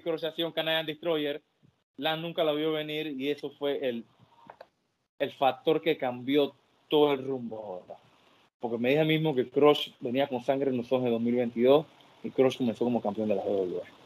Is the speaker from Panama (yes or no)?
yes; Panama; yo soy la franquicia de Panamá.